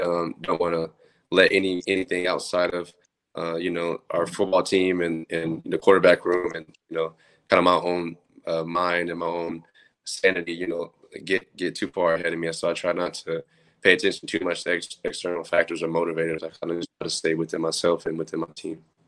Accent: Oklahoma City, Oklahoma, United States; moved away as an adult; now in Lincoln, United States; I'm from Oklahoma City

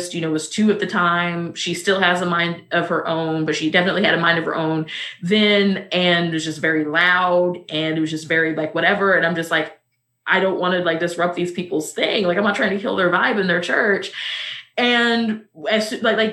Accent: Missouri, United States; I'm also from Missouri

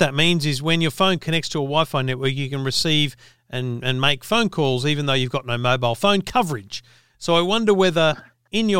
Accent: New South Wales, Australia; I'm a country boy, New South Wales myself

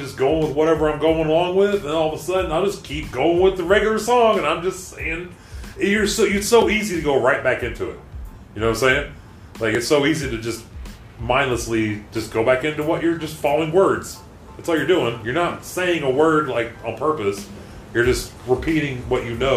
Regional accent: Fairfax, United States; moved away; growing up in Fairfax

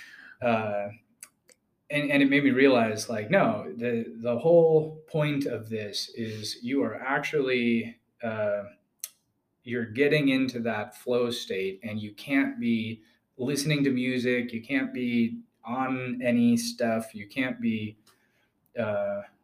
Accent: Wisconsin, United States; also born or lived in Georgia, United States; I'm originally from Georgia. I'm a Georgia peach, and migrated northward with my family. We wound up in Wisconsin. That was kind of the primary pit stop before I became an adult.

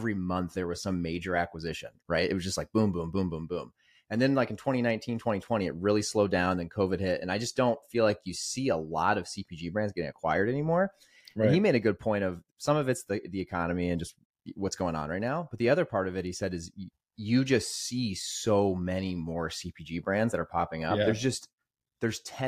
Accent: Greenwood, Indiana, United States; also born or lived in Carmel, Indiana; I grew up, I moved there in eighth grade, but I lived there through high school and then college. I went to Purdue, but I grew up in Greenwood.

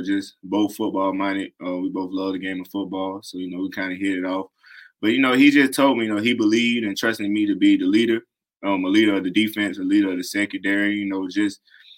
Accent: South Carolina, United States; born or raised there

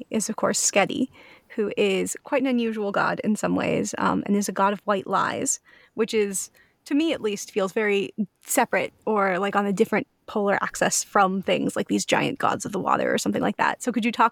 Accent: United States; as an American

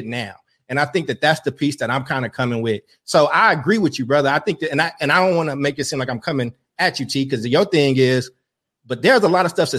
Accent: Maywood, Illinois, United States; also born or lived in Dolton, Illinois; I was born out here. You know, I grew up in Maywood and bought a house in Dalton, right? Like, and those are right outside Chicago

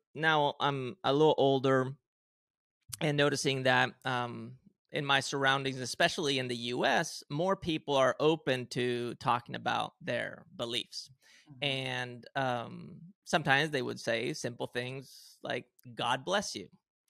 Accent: Spain; have Swedish parents, non-religious, if anything, Protestant, maybe something like that. And then I grew up in Spain, heavily Christian, Catholic specifically. I went to Catholic school, you know, wore the uniform, did the whole thing.

